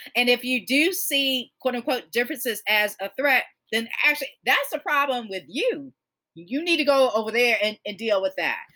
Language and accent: English; Georgia, United States; born or raised there